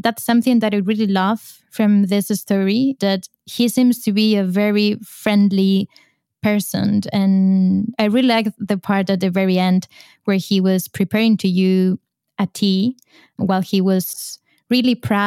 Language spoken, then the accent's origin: English; Spain; moved away as an adult; now in Brussels, Belgium; I'm from Spain and I moved to Brussels to look for a better life